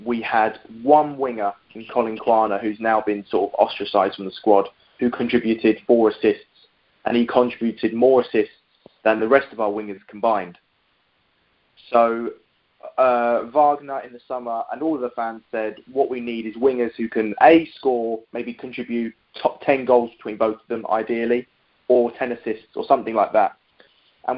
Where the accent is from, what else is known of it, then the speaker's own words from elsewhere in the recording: London, United Kingdom; I live in East London, have done all my life, was born here, lived here, raised here, still live here